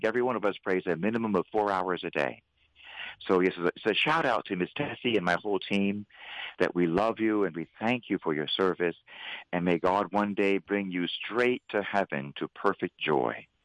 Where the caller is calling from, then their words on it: Philadelphia, Pennsylvania, United States; I'm actually speaking from Philadelphia.